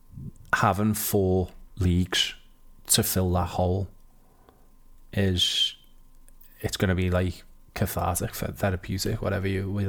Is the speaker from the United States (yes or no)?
no; Liverpool, North West England, United Kingdom; I'm from Liverpool.